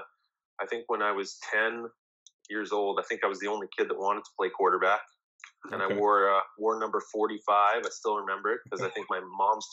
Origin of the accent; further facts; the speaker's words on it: Winnipeg, Manitoba, Canada; Well, I was born and raised in Winnipeg. I've been here my whole life.